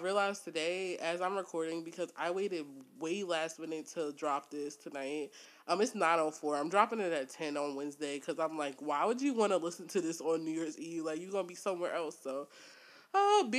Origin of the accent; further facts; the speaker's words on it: Newark, Delaware, United States; My family's originally from New York, but I am from Newark, Delaware.